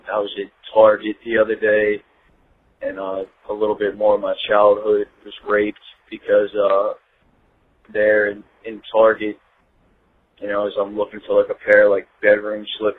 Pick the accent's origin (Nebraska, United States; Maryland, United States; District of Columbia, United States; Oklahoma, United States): Maryland, United States; Baltimore; I grew up in Baltimore City